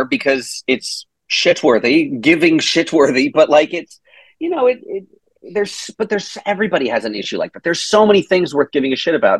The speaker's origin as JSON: {"language": "English", "region": "Tennessee", "country": "United States", "tie": "born or raised there", "said": "I'm born and raised in Tennessee"}